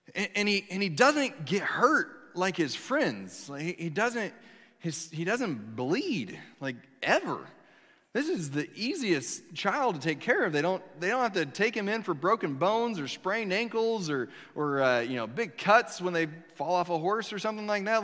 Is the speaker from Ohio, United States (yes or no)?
no; Kansas, United States; moved away as an adult; I'm from Kansas